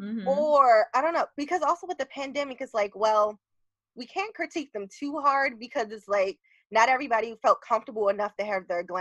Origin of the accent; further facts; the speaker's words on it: Baltimore, Maryland, United States; I'm from Baltimore